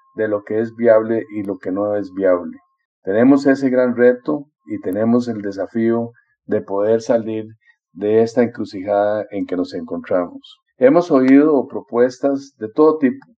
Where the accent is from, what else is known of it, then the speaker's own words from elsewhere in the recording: Costa Rica; como costarricense